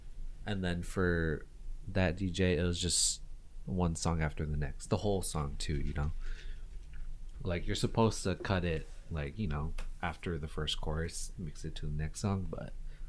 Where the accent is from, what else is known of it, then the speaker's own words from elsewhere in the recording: Las Vegas, Nevada, United States; When you live in Vegas, when you're born and raised in Vegas